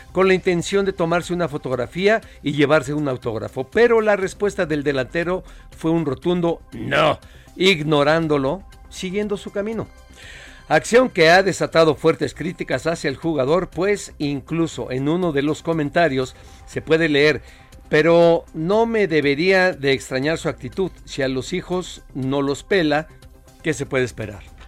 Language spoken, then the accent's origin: Spanish; Mexico; soy orgullosamente mexicano